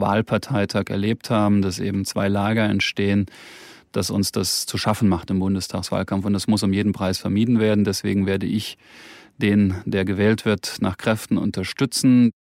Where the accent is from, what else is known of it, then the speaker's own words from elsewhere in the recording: Germany; in unserer Identität als Deutsche